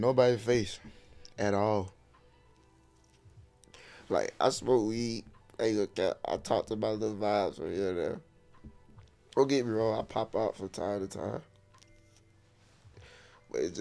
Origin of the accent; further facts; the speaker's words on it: Albany, Georgia, United States; I'm from Albany